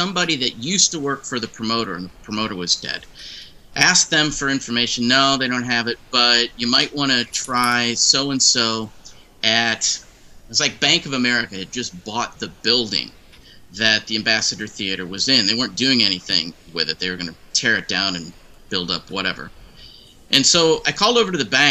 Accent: St. Louis, Missouri, United States; I'm from St. Louis

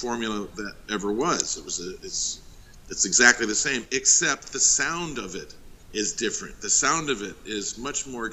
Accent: Los Angeles, California, United States; I hail from Hollywood, California

